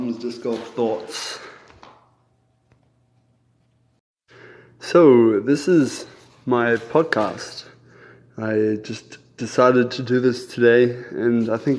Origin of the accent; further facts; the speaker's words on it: New Zealand; moved away as an adult; also born or lived in Germany; now in Columbia, United States; I currently live in Columbia, Missouri, but I grew up in New Zealand. My parents moved there from Germany when I was just a baby